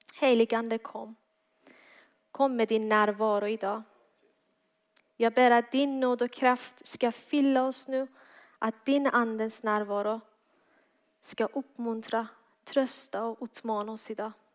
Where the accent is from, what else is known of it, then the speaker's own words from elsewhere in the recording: Iran; Swedish is a second language; now in Malmö, Sweden; Jag är född och uppväxt i Iran, kom till tro på Jesus efter jag kom hit tillsammans med min familj 2014.